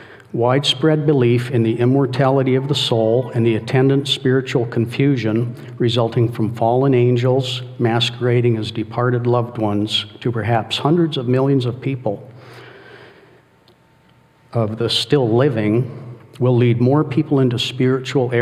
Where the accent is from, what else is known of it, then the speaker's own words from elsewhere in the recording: Calgary, Alberta, Canada; I was born in Calgary, Alberta, Canada, the youngest of 12 children